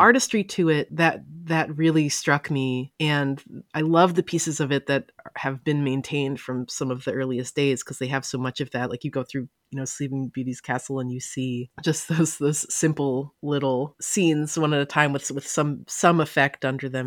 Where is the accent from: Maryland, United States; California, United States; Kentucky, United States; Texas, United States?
Maryland, United States; I grew up in Maryland